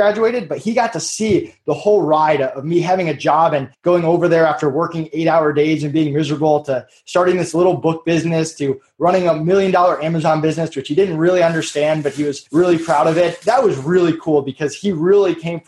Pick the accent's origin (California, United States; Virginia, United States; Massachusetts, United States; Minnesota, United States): Massachusetts, United States; I grew up in Massachusetts.